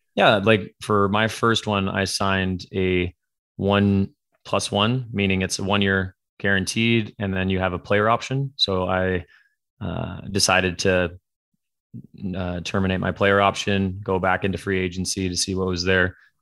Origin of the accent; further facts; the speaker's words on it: Canada; moved away as an adult; also born or lived in Ontario; now in California, United States; born and raised in Canada